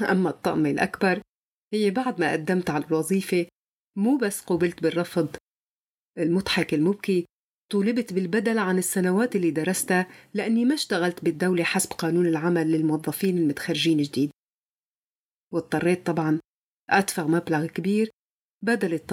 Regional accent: Syria; ولدت بسوريا من أم سورية وأب نيجيري ما رح أحكي كيف أبي وأمي تزوجوا بس شيء الأكيد إنهم كانوا بحبوا بعض كتير وكنت أنا ثمرة هذا الحب لكن ما في شي بيكمل عشت طول عمري بسوريا

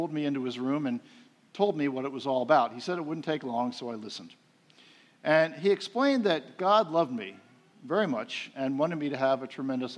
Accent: outside of Philadelphia, Pennsylvania, United States; moved away; I grew up outside of Philadelphia, the city of brotherly shove, I called it

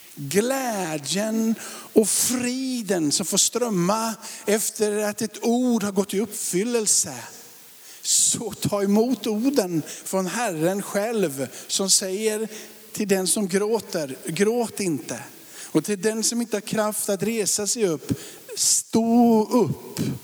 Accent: Sweden; vi är ju ändå svenskar och liksom bor i Sverige

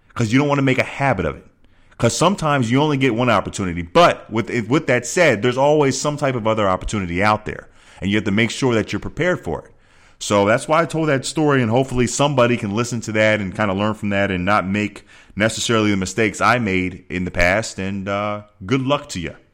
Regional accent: Philadelphia, Pennsylvania, United States; moved away as an adult; also born or lived in Arizona; Philadelphia, my hometown

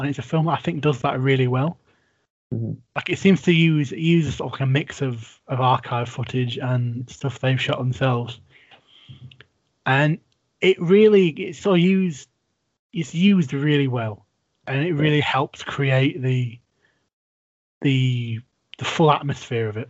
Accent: England, United Kingdom; grew up in England

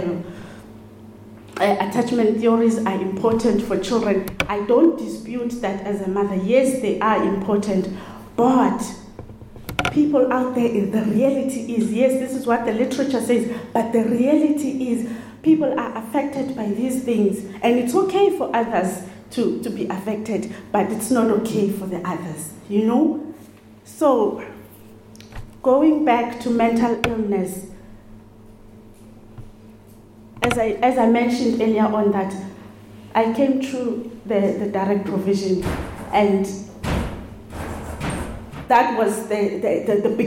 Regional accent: South Africa; moved away as an adult; now in Ireland; I'm from South Africa.

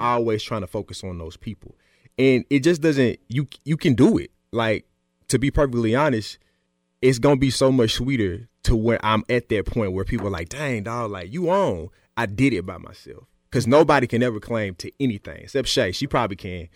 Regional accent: Smyrna, Tennessee, United States; I'm from Smyrna.

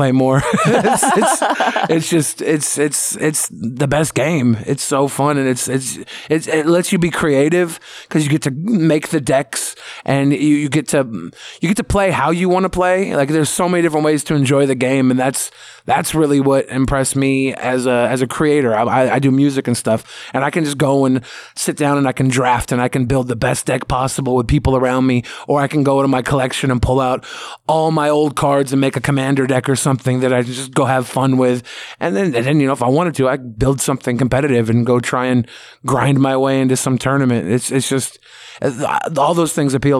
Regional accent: Seattle, Washington, United States; I've always been in Seattle

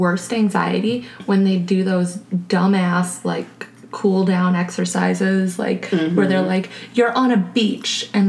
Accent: Cleveland, Ohio, United States; I'm from Cleveland

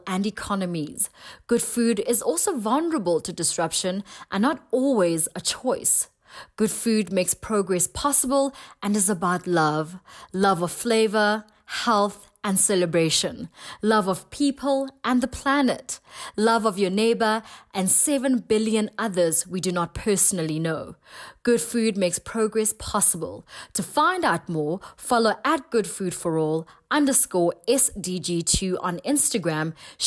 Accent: South Africa; from South Africa, a celebrity TV chef

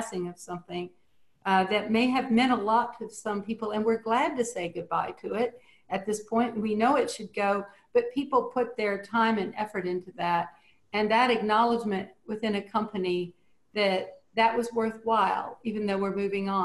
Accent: Cajun, Louisiana, United States; being Cajun

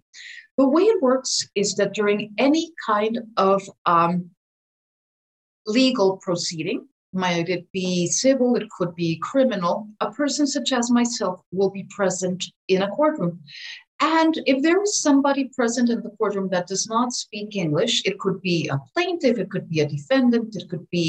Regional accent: Philadelphia, Pennsylvania, United States; I grew up in Philadelphia myself on the East Coast.

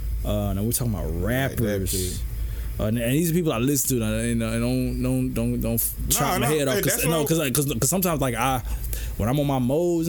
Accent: the South, United States; Yeah, because you know I'm from the South, and yeah, I just feel like … probably is

